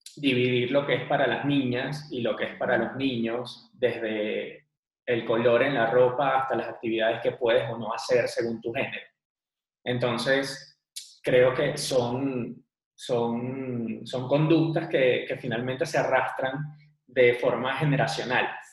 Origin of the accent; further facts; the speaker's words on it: Venezuela; now in Bogotá, Colombia; Nosotros somos venezolanos, actualmente vivimos en Bogotá